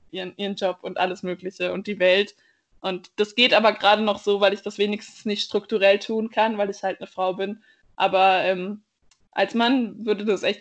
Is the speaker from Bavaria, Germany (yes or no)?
yes; Bavaria, Germany; ich bin aufgewachsen nicht in München, sondern auf so eine Art Dorf und auch, ich finde es sehr schön, dass es in Bayern irgendwie so viel Natur gibt